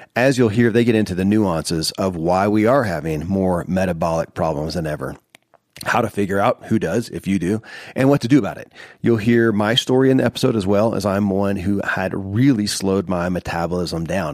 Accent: Kentucky, United States; born or raised there

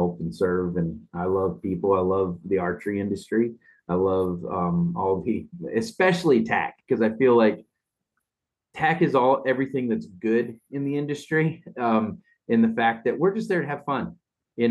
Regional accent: Midwest, United States; as a boy growing up in the Midwest

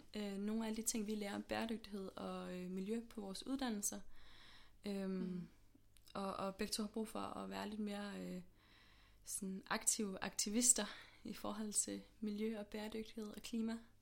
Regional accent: Aarhus, Central Denmark Region, Denmark; moved away as an adult; now in Copenhagen, Denmark; jeg er sådan lidt fra Aarhus mest af alt. Øhm, mm. Men bor herovre i København nu.

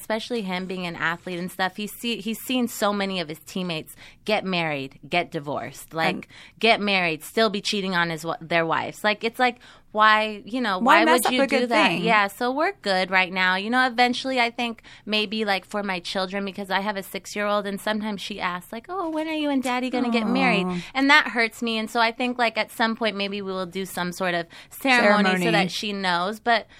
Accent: Seattle, Washington, United States; moved away as an adult; now in Los Angeles, United States; I'm originally from Seattle.

